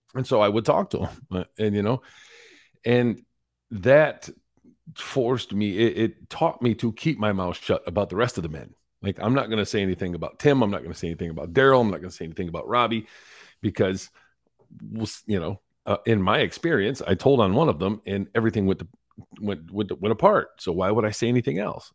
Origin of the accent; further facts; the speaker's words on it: Carson City, Michigan, United States; I was born and raised in Michigan, in the backwoods, uh, by Carson City, Michigan